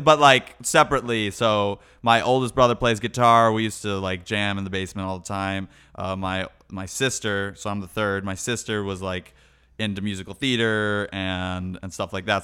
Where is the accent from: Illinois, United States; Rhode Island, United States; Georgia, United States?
Illinois, United States; Chicago; moved away; I was born in Chicago